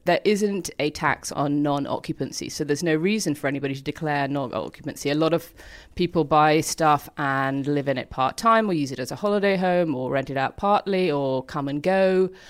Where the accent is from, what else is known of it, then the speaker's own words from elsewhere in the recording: London, United Kingdom; I grew up in London